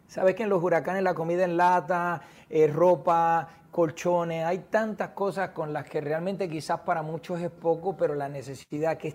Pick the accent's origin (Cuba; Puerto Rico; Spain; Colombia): Puerto Rico; Sabes que soy de Puerto Rico, los huracanes son un fenómeno